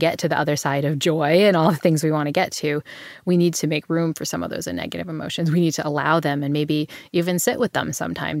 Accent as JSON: {"language": "English", "town": "New Bedford", "region": "Massachusetts", "country": "United States", "tie": "born or raised there", "said": "Yeah. So, I mean, I grew up in New Bedford, Massachusetts, which is, you know, if you read your Moby Dick, it's the town where, you know, Ishmael sails off."}